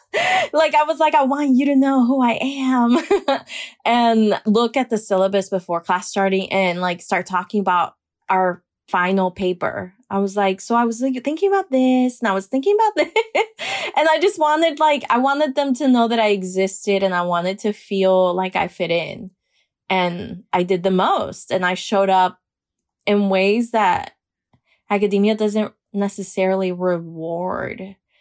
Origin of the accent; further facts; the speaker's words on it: Miami, Florida, United States; Miami's an intense place, I think, because it is a bubble of a lot of Caribbean folk.